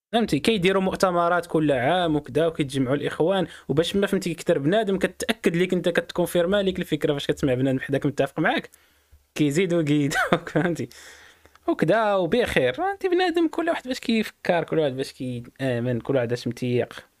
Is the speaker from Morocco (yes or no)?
yes; Morocco